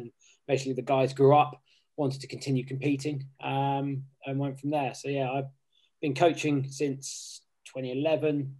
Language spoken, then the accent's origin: English; Southampton, South East England, United Kingdom; moved away as an adult; also born or lived in Plymouth / Oxford; now in London, United Kingdom; I grew up in Southampton, started playing down there